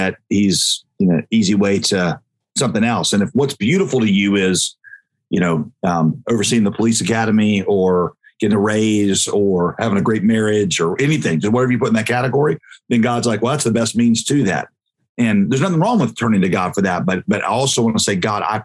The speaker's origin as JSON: {"language": "English", "town": "Winston-Salem", "region": "North Carolina", "country": "United States", "tie": "born or raised there", "said": "I grew up there in Winston-Salem"}